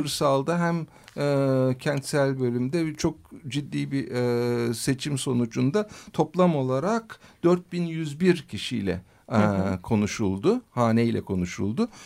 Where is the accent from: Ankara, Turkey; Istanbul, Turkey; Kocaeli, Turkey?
Ankara, Turkey; also born or lived in United States; Ankara doğumluyum